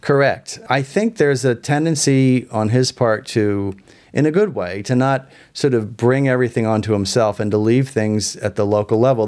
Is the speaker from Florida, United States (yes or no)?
no; Philadelphia, Pennsylvania, United States; moved away; I'm from Philadelphia originally. I grew up in the Archdiocese of Philadelphia